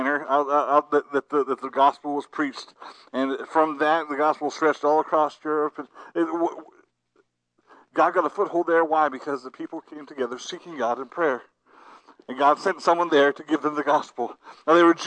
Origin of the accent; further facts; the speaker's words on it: New Philadelphia, Ohio, United States; moved away; I am a result of my home church, New Philadelphia, Ohio, Calvary Baptist Church